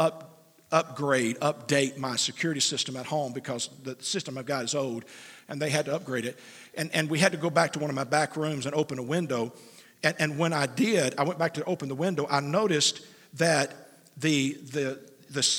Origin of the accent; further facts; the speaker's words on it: United States; as an American